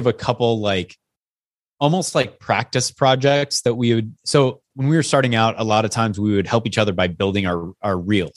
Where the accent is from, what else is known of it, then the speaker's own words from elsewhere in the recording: Yakima, Washington, United States; I grew up in Yakima, Washington